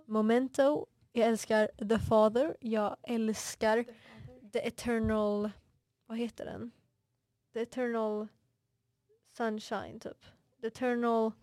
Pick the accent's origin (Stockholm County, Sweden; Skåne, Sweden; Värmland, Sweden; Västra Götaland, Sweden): Stockholm County, Sweden; Stockholm; accent: Vasastan; jag kommer från Vasastan, jag vet min dialekt är ganska vasastanig